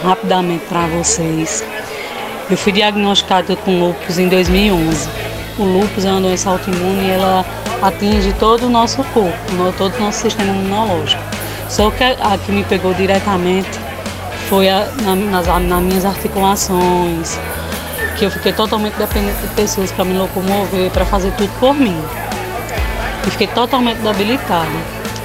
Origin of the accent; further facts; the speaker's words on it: Campina Grande, Paraíba, Brazil; sou aqui de Campina Grande.